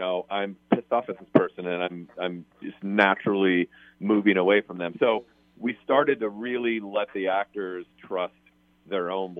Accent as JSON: {"language": "English", "town": "Des Moines", "region": "Iowa", "country": "United States", "moved": "yes", "said": "So I'm from Des Moines, Iowa, and one of my best friends who I went to college with is still there"}